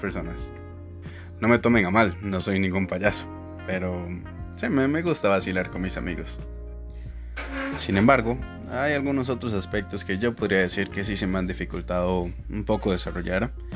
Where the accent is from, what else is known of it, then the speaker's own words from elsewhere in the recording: San Francisco de Dos Ríos, San José, Costa Rica; soy de San Francisco de Ríos